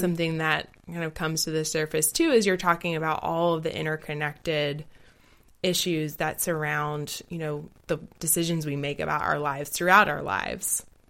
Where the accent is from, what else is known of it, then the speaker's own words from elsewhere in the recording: the South of the United States, United States; I grew up in the South of the United States